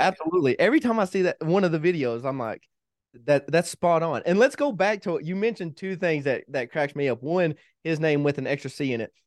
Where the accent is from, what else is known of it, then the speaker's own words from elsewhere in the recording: Kentucky, United States; moved away as an adult; also born or lived in Hawaii / Tennessee / Missouri; now in Colorado, United States; My wife and I both are originally from Kentucky. We, we've been together ever since middle school